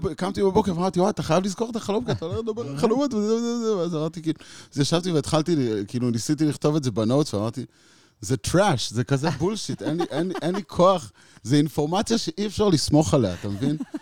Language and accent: Hebrew; Israel; הלכתי חזק על תרבות ההיפיז בתור ילד בקיבוץ